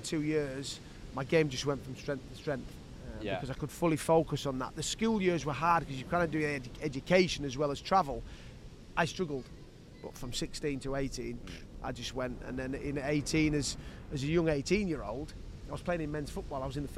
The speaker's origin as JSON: {"language": "English", "region": "Yorkshire and the Humber", "country": "United Kingdom", "tie": "born or raised there", "said": "I grew up in Yorkshire, north. Probably about 4.5 hours away from London, in between Newcastle and Leeds"}